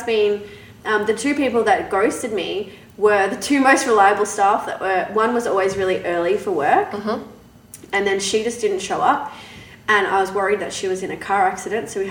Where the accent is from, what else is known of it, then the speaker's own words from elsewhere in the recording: Australia; moved away as an adult; now in Canada; I'm from Australia.